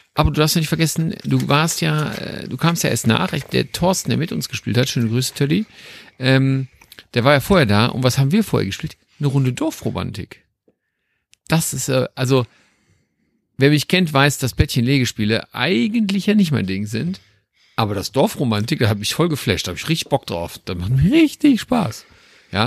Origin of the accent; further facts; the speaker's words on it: Düsseldorf, North Rhine-Westphalia, Germany; als Düsseldorfer